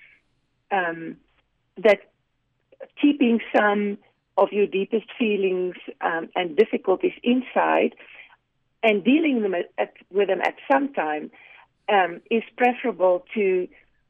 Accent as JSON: {"language": "English", "country": "South Africa", "tie": "born or raised there", "moved": "yes", "lives_now": "United States", "said": "I grew up in South Africa"}